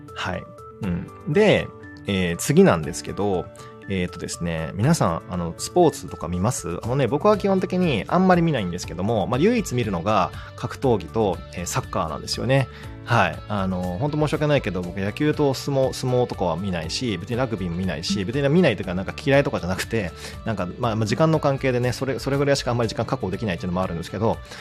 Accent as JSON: {"language": "Japanese", "area": "Shikoku", "region": "Kagawa", "country": "Japan", "tie": "born or raised there", "said": "いわゆる地中海性気候と言われてる香川県出身、四国出身だから"}